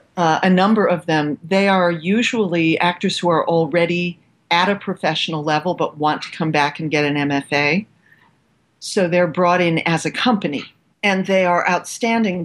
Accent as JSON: {"language": "English", "town": "Cleveland", "region": "Ohio", "country": "United States", "tie": "born or raised there", "also_born_or_lived": "New York / New Mexico / Australia", "moved": "as an adult", "said": "the Cleveland in which I grew up"}